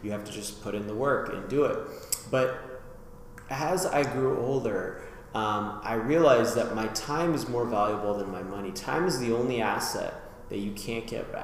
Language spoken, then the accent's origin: English; Las Vegas, Nevada, United States; now in Philadelphia, United States; back in Vegas where I grew up